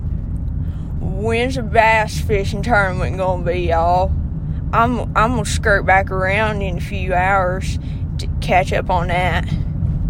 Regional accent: the South, United States; accent: southern; my accent is participating

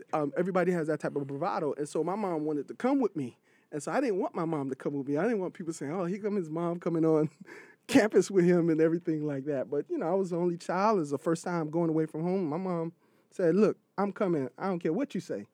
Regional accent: Miami, Florida, United States; also born or lived in Freeport, Bahamas; now in New York City, United States; Grew up in Miami, Florida

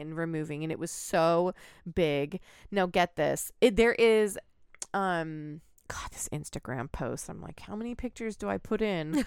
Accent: United States; I am an American citizen

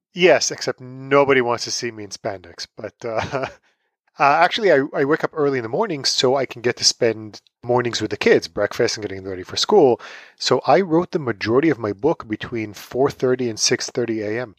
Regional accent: Tel Aviv, Tel Aviv District, Israel; moved away as an adult; also born or lived in New York City; now in United States; I am originally from Tel Aviv, Israel. I grew up there. I moved to the States

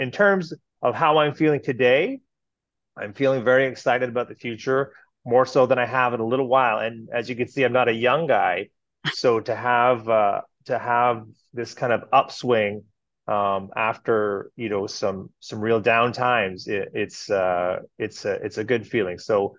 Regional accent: Kirkland Lake, Ontario, Canada; I was born and raised in Canada. I was born in Northern Ontario, Kirkland Lake, for anybody out there who knows about Northern Ontario.

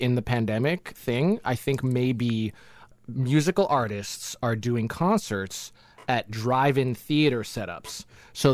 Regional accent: Jamaica; we're from Jamaica

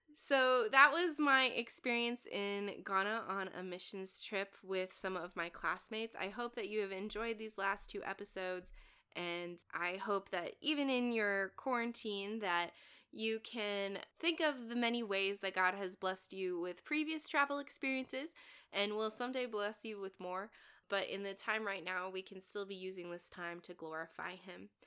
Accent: United States; as an American

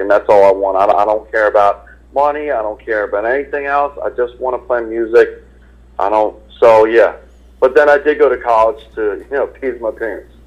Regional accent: Philadelphia, Pennsylvania, United States; moved away as an adult; also born or lived in Boston; I was born and raised in Philadelphia

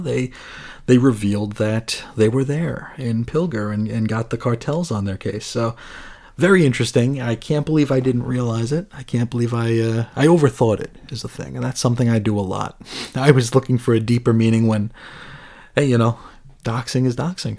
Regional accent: United States; as an American

